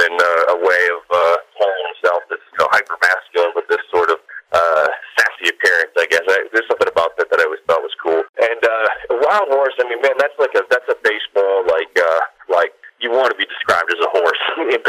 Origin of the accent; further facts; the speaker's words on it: Massachusetts, United States; Lowell, which is in my home state of Massachusetts